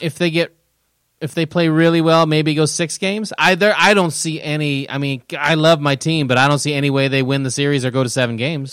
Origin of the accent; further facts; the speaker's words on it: Kansas City, Midwest, United States; now in San Diego, United States; I'm from the Kansas City, Nebraska area